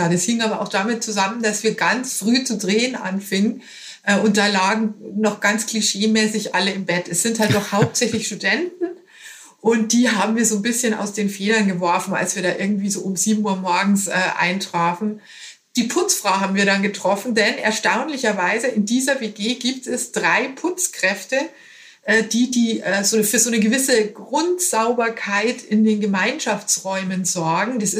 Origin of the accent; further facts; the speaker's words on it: Bavaria, Germany; now in Hamburg, Germany; Bayer in Hamburg, allerdings schon seit 21 Jahren.